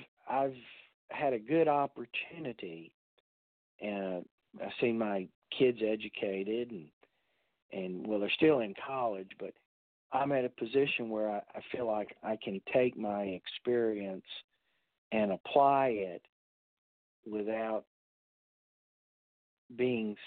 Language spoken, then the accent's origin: English; Central South Carolina, United States; moved away as an adult; also born or lived in Massachusetts; now in Texas, United States; I grew up in Central South Carolina